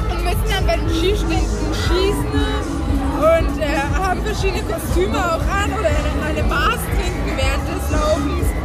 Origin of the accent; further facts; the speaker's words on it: Austria; Gott sei Dank bin Österreicherin und habe so einen guten Humor.